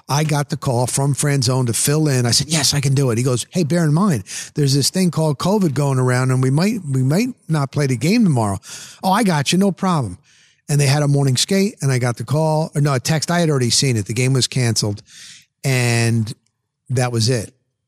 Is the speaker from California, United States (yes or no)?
no; Pasco County, Florida, United States; I'm across the pond. I'm a kid from Pasco County, Florida.